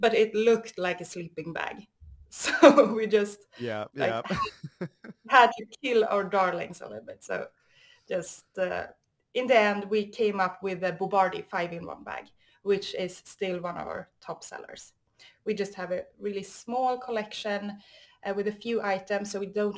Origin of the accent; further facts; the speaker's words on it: Stockholm, Stockholm County, Sweden; I'm from Sweden, Stockholm.